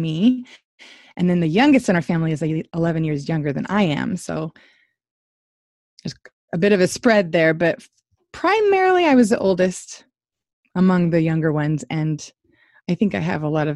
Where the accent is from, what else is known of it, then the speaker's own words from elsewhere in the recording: Washington, United States; moved away as an adult; now in Georgia, United States; I'm from Washington State, that's where I was raised and grew up, and I moved to Georgia